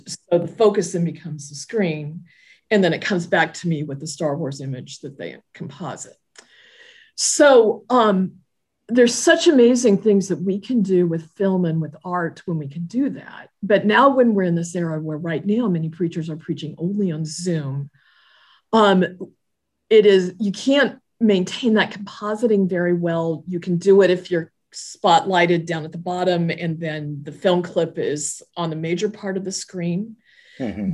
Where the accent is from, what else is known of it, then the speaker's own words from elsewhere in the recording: Southern California, United States; moved away as an adult; now in Pennsylvania, United States; I grew up in Southern California, now am transplanted to Pennsylvania